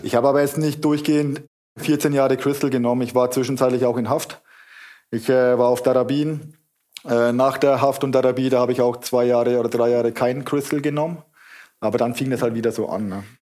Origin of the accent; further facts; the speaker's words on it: Kulmbach, Bavaria, Germany; now in Wuppertal, Germany; ich komme aus Kulmbach.